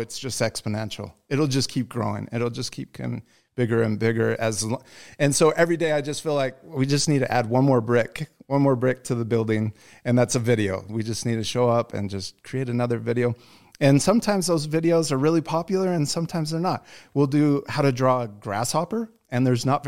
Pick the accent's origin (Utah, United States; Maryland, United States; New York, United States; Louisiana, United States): Utah, United States; moved away as an adult; also born or lived in Michigan; we're from Utah, so all of our family, you know, our parents are from here